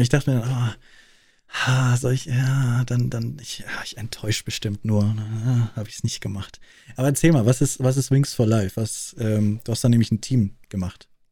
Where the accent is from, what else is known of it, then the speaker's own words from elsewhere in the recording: Munich, Bavaria, Germany; accent: Munich; in München, äh, Großstadt München, wächst du auf und du redest nicht wirklich bayerisch, du redest münchnerisch